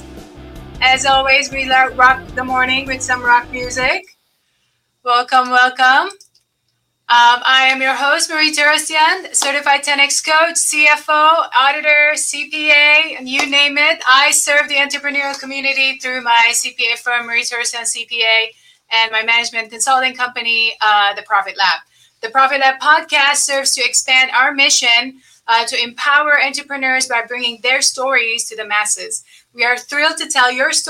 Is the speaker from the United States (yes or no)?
no; Lebanon; moved away; I was born and raised in Lebanon in the middle of war. So all I know from the time I was born was like war until I left the country